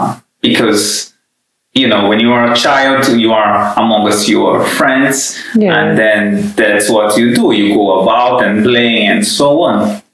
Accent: Brazil; moved away as an adult; also born or lived in London, United Kingdom; now in Helsinki, Finland; I come from Brazil. That's where I was born. And I've been living in Europe for quite a long time now. Firstly in London, and now between Helsinki and London.

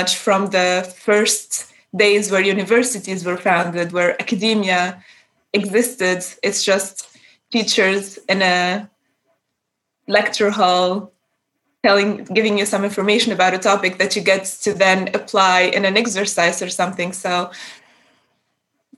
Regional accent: Tunisia; first language Arabic; English is a second language; moved away as an adult; now in Darmstadt, Germany; I'm a student from, based in Germany right now. I'm originally from Tunisia

